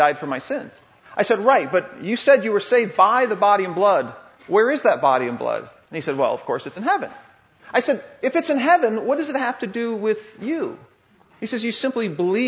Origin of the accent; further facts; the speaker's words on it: Paw Paw, Michigan, United States; I grew up in Pawpaw, Michigan